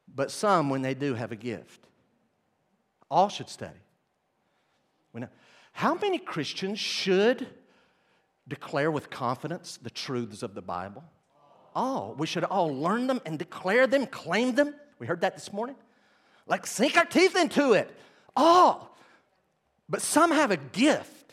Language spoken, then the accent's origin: English; Weaverville, North Carolina, United States; I grew up in Weaverville, North Carolina, okay, with my family.